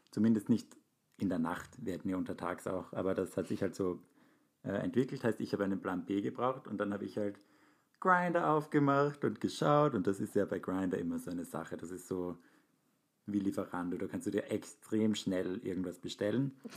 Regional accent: Hamburg, Germany; Ja, und wir sind ja aus Hamburg.

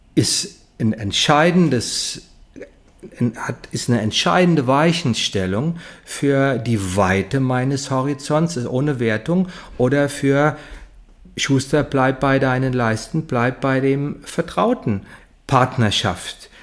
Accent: Heidesheim, Rhineland-Palatinate, Germany; ich komme aus Heidesheim, kleines Dorf zwischen Mainz und Ingelheim

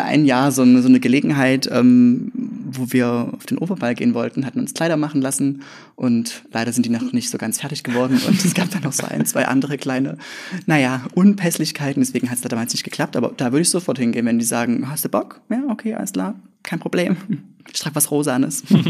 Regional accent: Leipzig area, Saxony, Germany; moved away as an adult; also born or lived in Grimma; now in Leipzig, Germany; ich komme aus dem Leipziger Umland, also Richtung, Richtung Dresden, ein ganz kleines Pupskaff mit 325,3 EinwohnerInnen

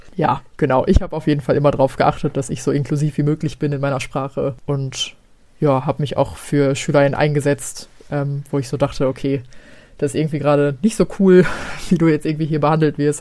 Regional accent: Gelsenkirchen, North Rhine-Westphalia, Germany; moved away; ich komme aus Gelsenkirchen ursprünglich

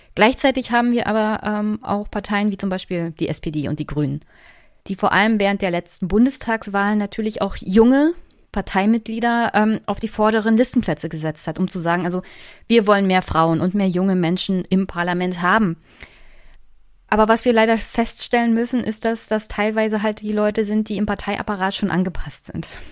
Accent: East Germany, Germany; Ich komme ja aus Ostdeutschland

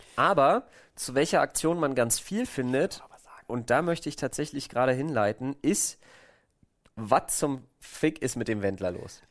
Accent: Berlin, Germany; als Berliner

